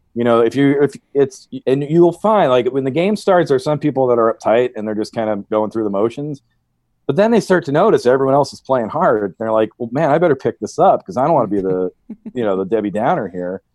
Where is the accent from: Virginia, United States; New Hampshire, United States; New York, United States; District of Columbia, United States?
New Hampshire, United States; moved away; I'm a hick from New Hampshire